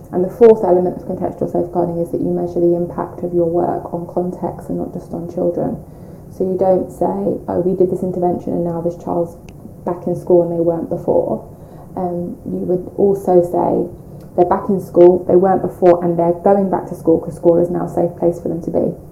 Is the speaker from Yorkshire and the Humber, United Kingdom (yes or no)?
no; London, United Kingdom; we grew up in North London, um, so first Kilburn, then Edmonton, so we've always kind of been North London um, people, and I still live in North London uh, now